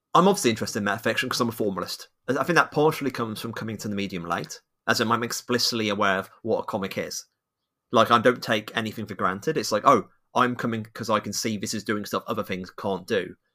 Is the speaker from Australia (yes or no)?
no; United Kingdom; I'm British